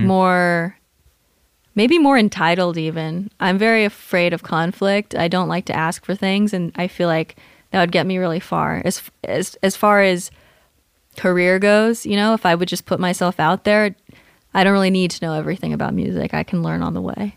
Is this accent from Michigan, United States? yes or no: no; Southern California, United States; moved away as an adult; also born or lived in Hawaii / Washington / Bay Area, California / Colorado; I was born in Hawaii, moved to Washington, moved to California, grew up in Southern California.